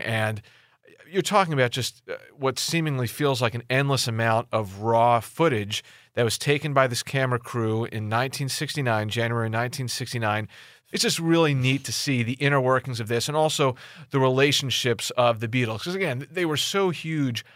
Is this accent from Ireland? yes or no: no; Philadelphia suburbs, Pennsylvania, United States; I grew up in the Philly burbs